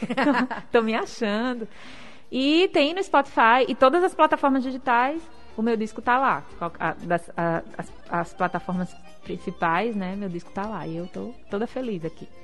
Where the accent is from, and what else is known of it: Northeast Brazil, Brazil